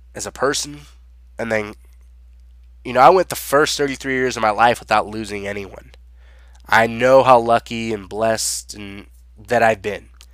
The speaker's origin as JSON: {"language": "English", "region": "Southern California", "country": "United States", "tie": "born or raised there", "said": "I born and raised in Southern California"}